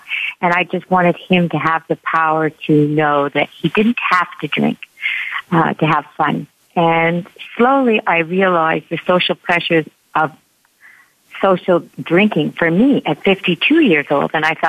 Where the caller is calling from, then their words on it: Montreal, Quebec, Canada; I am in Montreal, Canada.